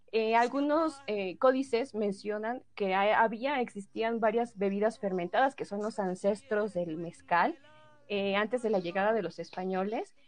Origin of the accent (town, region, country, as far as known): Oaxaca, Mexico